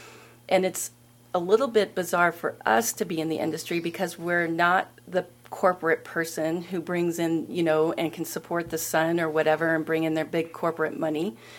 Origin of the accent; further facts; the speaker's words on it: Oregon, United States; also born or lived in Seattle, Washington / Colorado; I'm in the desert now and I am from Oregon, Seattle, Washington, Colorado.